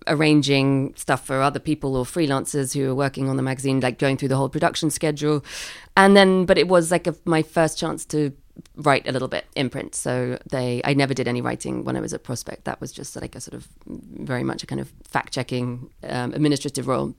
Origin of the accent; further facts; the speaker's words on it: London, United Kingdom; I grew up in London